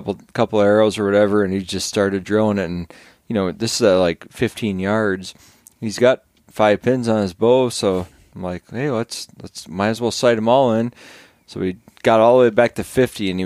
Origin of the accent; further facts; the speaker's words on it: Wisconsin, United States; growing up in Wisconsin and stuff like that, you know, we're fishing for bullheads with cane poles